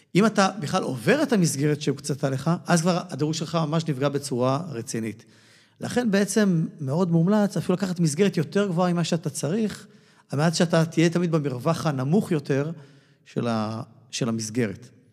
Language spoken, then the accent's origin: Hebrew; Israel